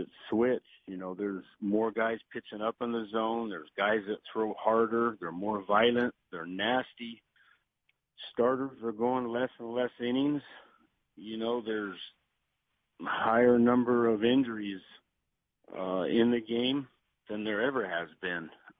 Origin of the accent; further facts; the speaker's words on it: New York, United States; growing up in Yankee Stadium, when we go down to Florida every year